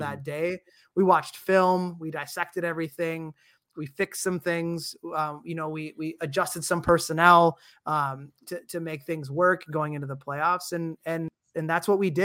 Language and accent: English; Dayton, Ohio, United States; I'm an Ohio South guy, I was born in Dayton, grew up there and played soccer there